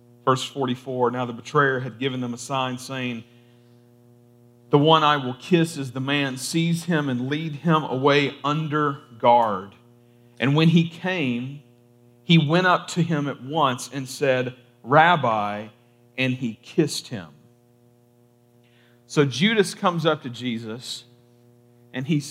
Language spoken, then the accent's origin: English; Kentucky, United States; I'm from Kentucky, and in Kentucky, at least a lot of my family, my family is full of like the double name thing.